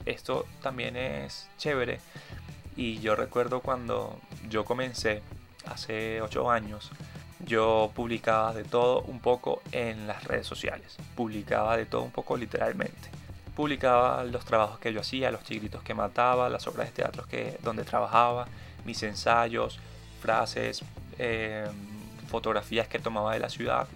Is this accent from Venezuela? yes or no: yes; Caracas, Capital District, Venezuela; soy caraqueño, venezolano y artista.